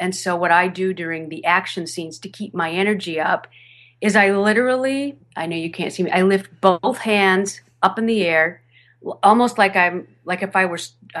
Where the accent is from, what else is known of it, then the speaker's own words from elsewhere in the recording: Michigan, United States; accent: Michigan accent; One of my first radio commercials I did in Southern California. I'm originally from Michigan. And back then, back in 1989, 1990, I still had a fair amount of my Michigan accent.